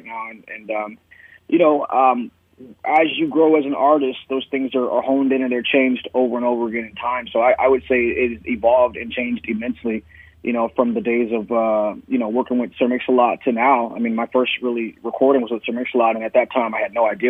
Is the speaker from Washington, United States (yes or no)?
yes; Seattle, Washington, United States; I grew up in the Central District of Seattle, Washington